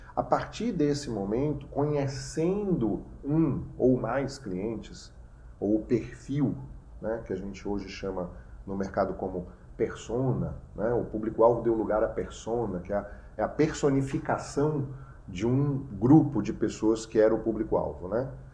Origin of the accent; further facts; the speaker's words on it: Bahia, Brazil; eu como nordestino, sou baiano por, por nascença